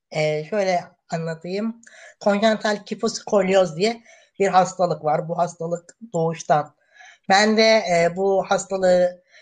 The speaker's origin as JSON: {"language": "Turkish", "town": "Merzifon", "region": "Amasya", "country": "Turkey", "tie": "born there", "said": "e, Amasya Merzifon. Doğumluyum"}